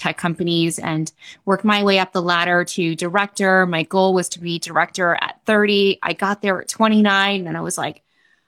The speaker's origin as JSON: {"language": "English", "region": "Wisconsin", "country": "United States", "also_born_or_lived": "New York City", "moved": "as an adult", "said": "I'm from Wisconsin"}